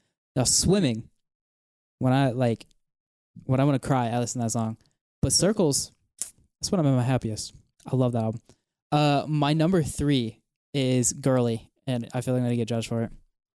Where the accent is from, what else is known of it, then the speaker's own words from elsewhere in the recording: North Carolina, United States; I'm from North Carolina.